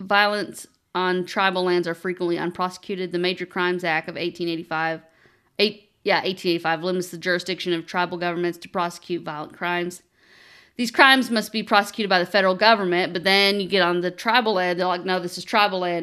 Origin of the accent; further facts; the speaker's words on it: Eastern Kentucky, United States; we grew up in Eastern Kentucky